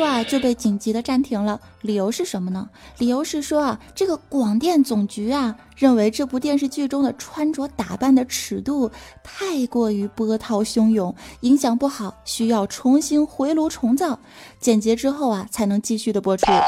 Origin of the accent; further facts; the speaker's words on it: China; 这主要我是中国人呐